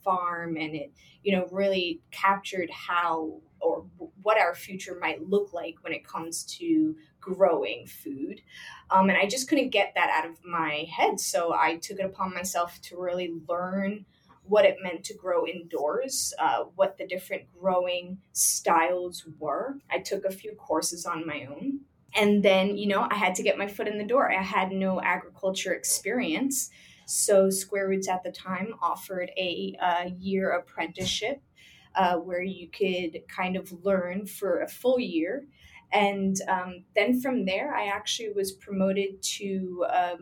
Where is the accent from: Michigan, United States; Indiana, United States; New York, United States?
New York, United States; Long Island; now in Queens, United States; I grew up in Long Island